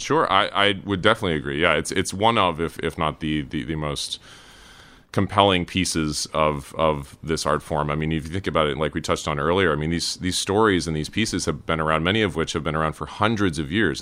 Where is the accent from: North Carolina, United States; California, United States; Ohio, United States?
North Carolina, United States; Cary; moved away; also born or lived in Durham, North Carolina / Raleigh, North Carolina; grew up in Cary